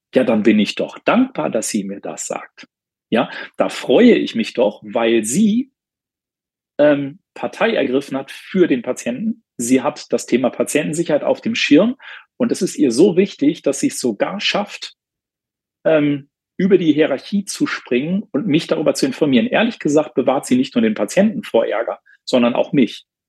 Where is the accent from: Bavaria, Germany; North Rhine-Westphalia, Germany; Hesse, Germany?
North Rhine-Westphalia, Germany; Bielefeld; hier in meiner Heimatstadt Bielefeld